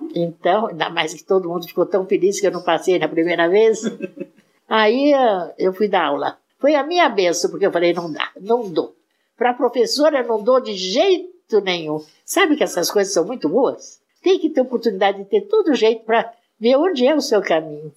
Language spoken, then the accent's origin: Portuguese; Mineiros do Tietê, São Paulo, Brazil; eu só nasci lá e passei um tempo da infância